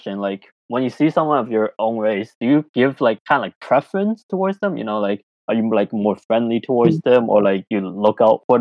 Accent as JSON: {"language": "English", "town": "Toronto", "region": "Ontario", "country": "Canada", "tie": "born or raised there", "also_born_or_lived": "China", "moved": "as an adult", "lives_now": "United Kingdom", "said": "I grew up in Scarborough, Toronto, Ontario, in Canada"}